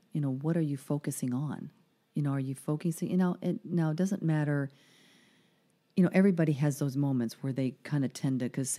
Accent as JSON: {"language": "English", "town": "Caracas", "region": "Capital District", "country": "Venezuela", "tie": "born there", "said": "I mean, I was born in Venezuela in Caracas, so I have a lot of Latin in me"}